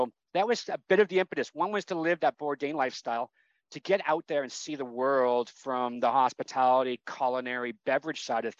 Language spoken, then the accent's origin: English; Canada; born there; I'm a Canadian, you know, by birth, and that's what it says on my passport.